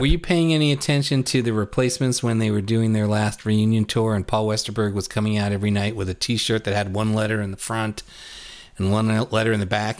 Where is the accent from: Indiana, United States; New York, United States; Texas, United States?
New York, United States; New York City; born or raised there